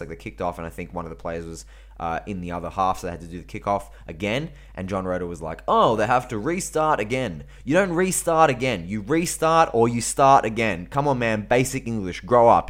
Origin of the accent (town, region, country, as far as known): Australia